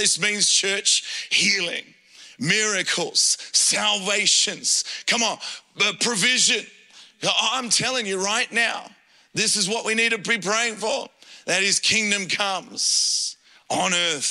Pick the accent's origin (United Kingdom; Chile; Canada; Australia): Australia; Adelaide, South Australia; I grew up in Adelaide and born there